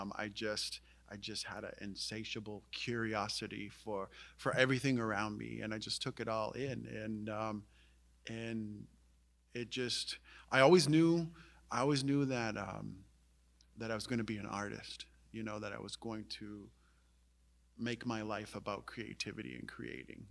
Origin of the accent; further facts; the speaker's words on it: Indian Island, Maine, United States; I was fortunate to grow up on Indian Island, um, which is an island in the Penobscot River.